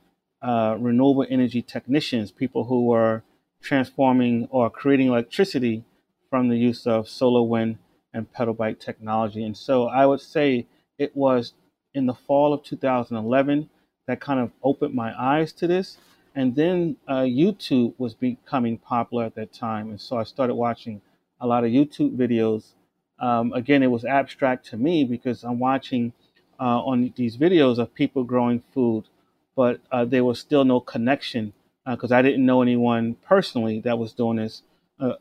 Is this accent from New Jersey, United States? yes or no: yes; East Orange, New Jersey, United States; also born or lived in Newark, New Jersey / Irvington, New Jersey; I was born in Newark. I grew up in East Orange, lived in Irvington.